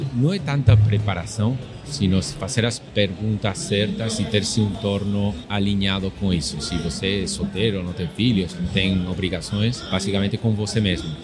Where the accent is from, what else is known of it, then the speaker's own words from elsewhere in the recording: Madrid, Community of Madrid, Spain; Portuguese is a second language; moved away as an adult; also born or lived in Florianópolis, Brazil; now in Brazil; eu sou da Espanha, nasci, cresci em Madrid